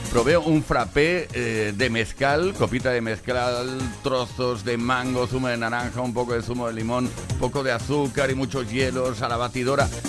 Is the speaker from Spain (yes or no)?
yes; Castilla-La Mancha, Spain; se fue de fuera, soy manchego.